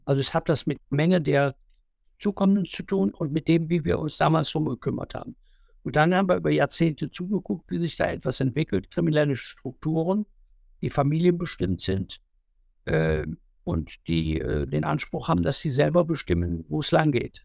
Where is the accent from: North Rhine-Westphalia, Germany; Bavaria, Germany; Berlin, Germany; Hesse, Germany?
North Rhine-Westphalia, Germany; Leichlingen; in meiner Heimatstadt in Leichtingen